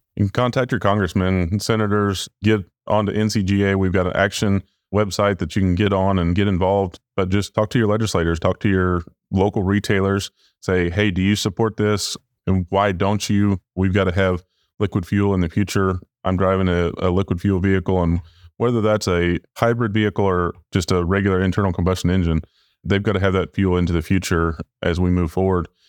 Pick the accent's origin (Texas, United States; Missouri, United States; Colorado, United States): Missouri, United States; I'm from the Show Me State